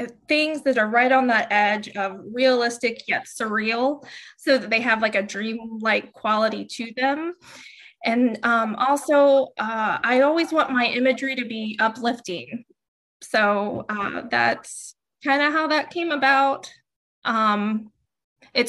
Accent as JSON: {"language": "English", "town": "Dayton", "region": "Ohio", "country": "United States", "moved": "yes", "lives_now": "North Carolina, United States", "said": "I'm originally from Dayton"}